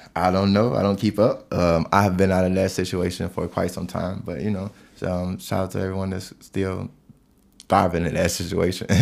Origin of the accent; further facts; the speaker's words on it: East Chicago, Indiana, United States; moved away as an adult; also born or lived in Gary, Indiana; now in Colorado, United States; I've spent my whole life pretty much in East Chicago, Gary, Indiana.